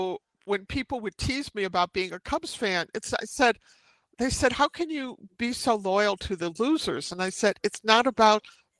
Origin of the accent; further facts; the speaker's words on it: Chicago, Illinois, United States; family was on the north side in what you might call the traditional Jewish neighborhoods, like a Rogers Park. But I grew up in Hyde Park around the University of Chicago, mm-hmm. and then farther south to South Shore